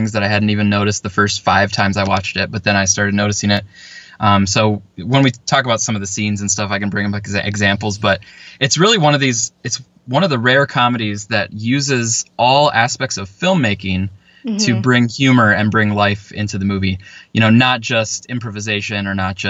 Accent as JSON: {"language": "English", "area": "Upper Peninsula", "region": "Michigan", "country": "United States", "said": "I'm from Michigan, although the upper peninsula"}